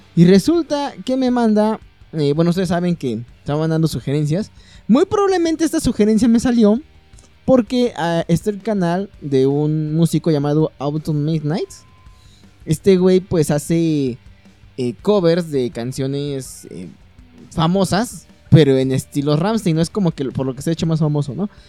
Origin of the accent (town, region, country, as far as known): Mexico